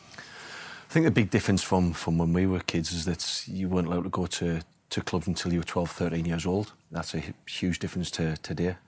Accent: Sunderland, North East England, United Kingdom; my hometown club

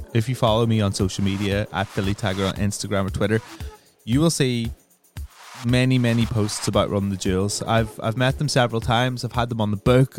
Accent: Ireland; I come from Ireland

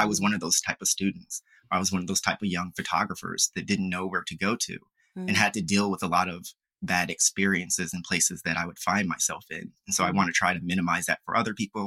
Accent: Philadelphia, Pennsylvania, United States; moved away as an adult; also born or lived in Farmville, Virginia; was from Philadelphia, where I was from

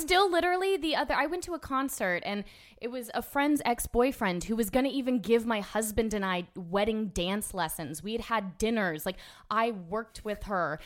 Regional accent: Orlando, Florida, United States; I grew up in Orlando

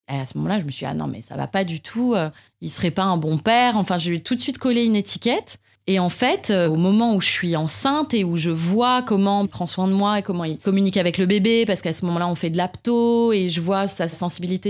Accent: Paris, Île-de-France, France; also born or lived in Canada; en tant que Parisien

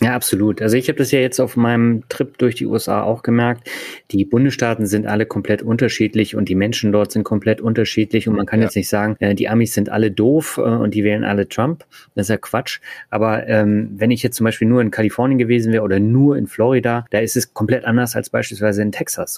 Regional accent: Berlin, Germany; moved away; Also ich bin ja auch in Berlin aufgewachsen

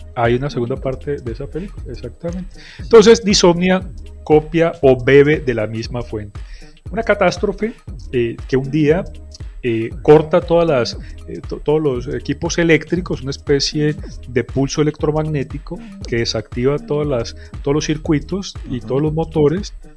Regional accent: Cali, Valle del Cauca, Colombia; Yo que soy caleño

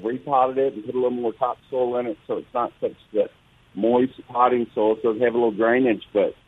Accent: Biloxi, Mississippi, United States; moved away as an adult; also born or lived in DeSoto National Forest area; I'm from Biloxi and lived there my whole life.

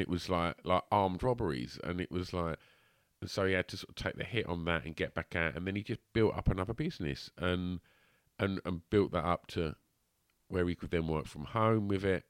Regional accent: Basildon, East of England, United Kingdom; I'm still in the thick of it, you know, day to day, like, treading my way through this shit that is my hometown

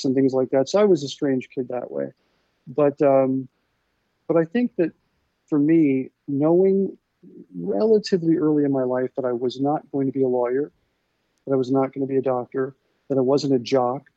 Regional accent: Centerville, Ohio, United States; moved away; I grew up in a place called Centerville, Ohio.

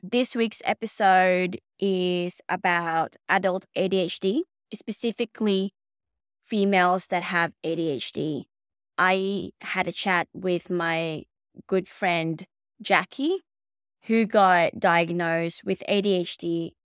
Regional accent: Philippines; now in Melbourne, Australia; I was born in the Philippines

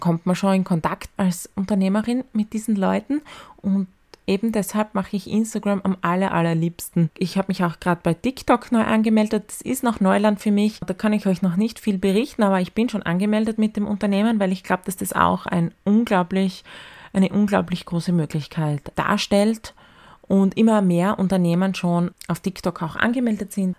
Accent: Styria, Austria; weil wir sind Steirer

